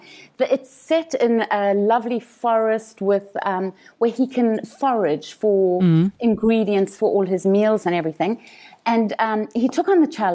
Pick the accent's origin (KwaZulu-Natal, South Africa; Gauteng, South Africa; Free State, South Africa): KwaZulu-Natal, South Africa; Umhlali; I came from Umhlali, place of rest